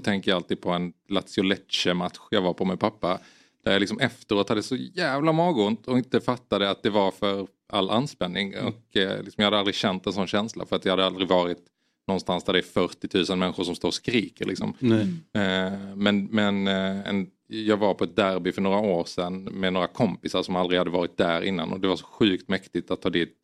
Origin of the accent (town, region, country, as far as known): Sweden